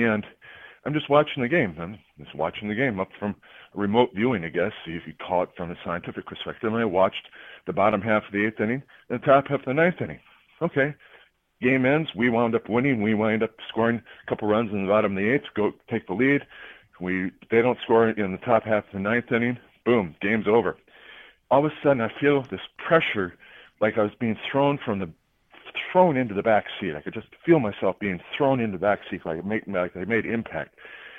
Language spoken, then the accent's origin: English; Minnesota, United States; I'm from Minnesota